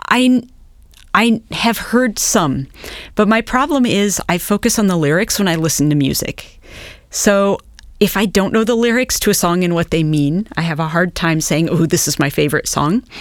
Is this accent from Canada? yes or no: no; Nebraska, United States; moved away as an adult; also born or lived in Chicago / Massachusetts / New York City; I grew up in Nebraska